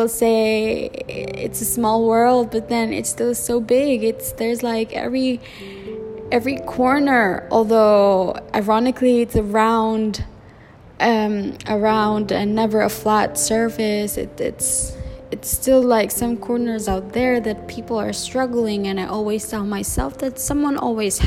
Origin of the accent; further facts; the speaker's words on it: Cebu, Central Visayas, Philippines; English is a second language; I'm born and raised in the Philippines